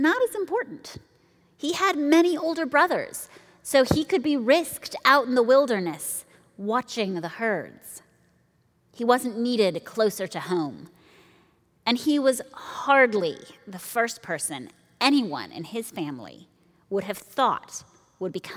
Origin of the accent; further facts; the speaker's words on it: Nairobi, Kenya; Growing up in Nairobi